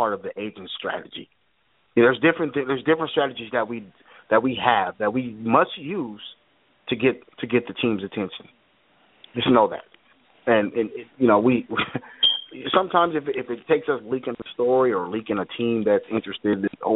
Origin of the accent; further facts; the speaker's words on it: Seattle, Washington, United States; I'm from Seattle, man, and I'm actually calling from Seattle